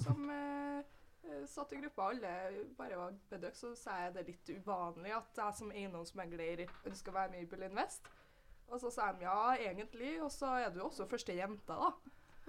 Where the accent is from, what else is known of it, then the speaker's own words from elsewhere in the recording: Trondheim, Trøndelag, Norway; Jeg er født og oppvokst her i Trondheim